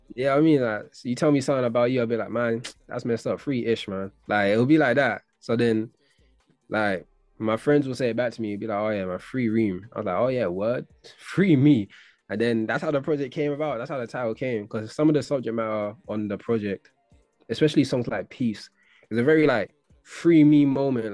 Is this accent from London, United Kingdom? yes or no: yes; London, United Kingdom; But from East, I was from Hackney